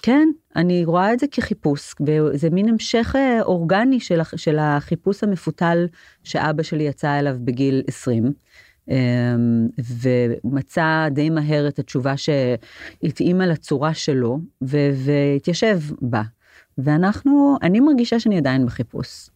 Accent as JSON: {"language": "Hebrew", "town": "Jerusalem", "region": "Jerusalem District", "country": "Israel", "tie": "born or raised there", "said": "גדלתי בעיר העתיקה, ברוב היהודי, בעיר העתיקה בירושלים"}